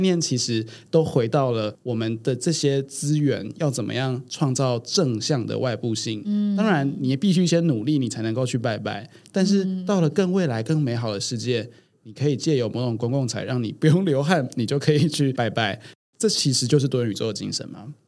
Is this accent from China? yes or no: no; Taiwan; 我们台湾人是比较没有工会精神的